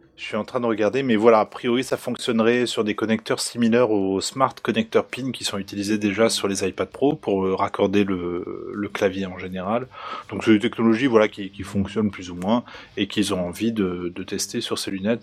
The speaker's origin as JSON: {"language": "French", "region": "Normandy", "country": "France", "moved": "yes", "lives_now": "East of France, France", "said": "je viens de Normandie"}